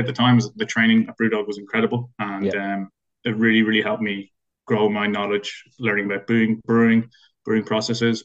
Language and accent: English; Dublin, Leinster, Ireland; moved away as an adult; now in London, United Kingdom; I'm from Dublin originally. So I moved to London about 12 years ago.